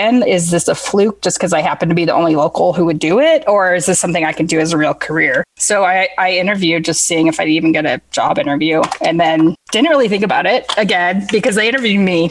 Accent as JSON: {"language": "English", "town": "San Diego", "region": "California", "country": "United States", "also_born_or_lived": "Los Angeles, California / Oxford, Mississippi", "moved": "as an adult", "said": "Northern San Diego, which is mostly where I'm from"}